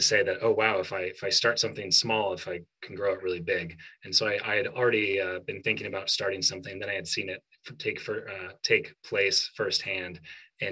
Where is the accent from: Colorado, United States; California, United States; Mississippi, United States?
Colorado, United States; moved away as an adult; also born or lived in New York; I'm originally from Colorado